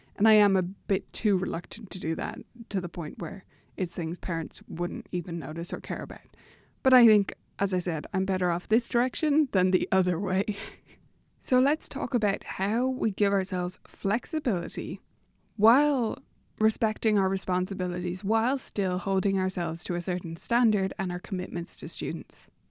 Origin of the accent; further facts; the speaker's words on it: Ireland; as an Irish person